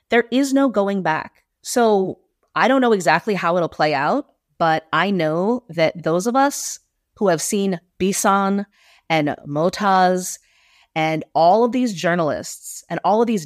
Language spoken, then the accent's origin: English; United States; now in Netherlands; I speak about Israel because I'm an American Jew, but I will not let Britain off the hook. And, and I live in the Netherlands.